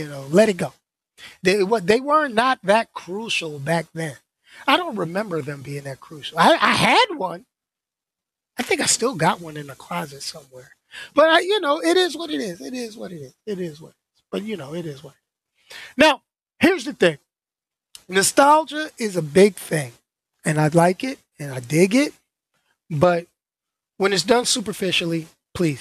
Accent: New York, United States; I grew up in New York

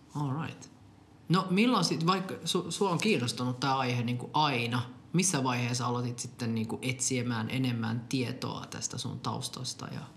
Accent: Finland; born or raised there; also born or lived in Popayán, Colombia

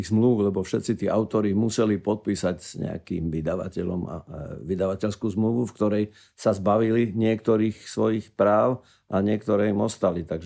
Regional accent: Slovakia; my slovenskí autori s tým veľmi nekomunikujeme

